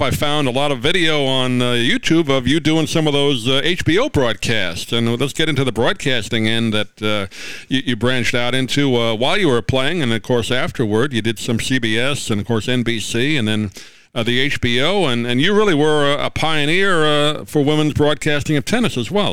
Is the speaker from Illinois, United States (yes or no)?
no; New York, United States; I grew up in New York